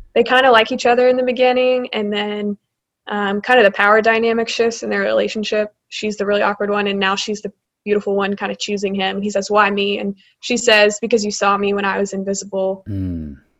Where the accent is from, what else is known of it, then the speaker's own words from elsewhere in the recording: Birmingham, Alabama, United States; moved away as an adult; now in Charlotte, United States; I'm originally from Birmingham, Alabama